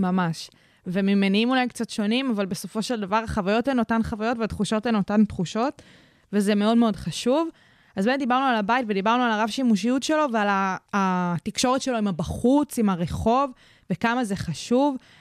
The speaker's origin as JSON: {"language": "Hebrew", "town": "Kfar Saba", "region": "Central District", "country": "Israel", "said": "אצלי בעיר, אני מכפר סבא"}